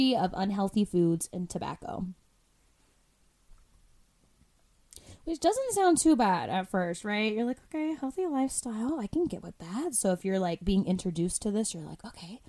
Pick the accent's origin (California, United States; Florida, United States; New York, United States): Florida, United States; moved away; I'm from the East Coast, right? From Florida